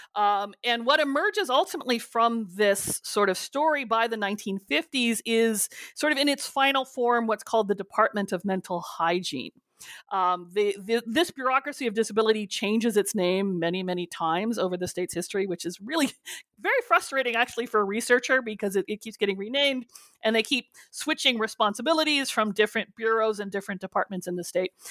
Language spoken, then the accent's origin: English; California, United States; I grew up with as a Californian